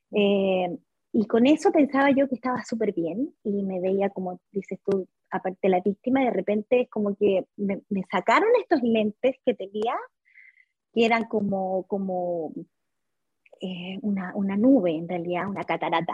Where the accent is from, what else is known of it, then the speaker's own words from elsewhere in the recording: Santiago, Santiago Metropolitan Region, Chile; Soy de Chile, sí, de Santiago.